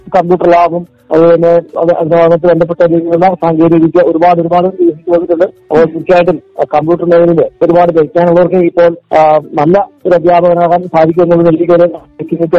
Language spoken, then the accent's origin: Malayalam; Wayanad, Kerala, India; ഇവിടെ നമ്മുടെ വയനാട്ടില് ചെയ്യുന്ന കൃഷികളൊക്കെ ഉണ്ട്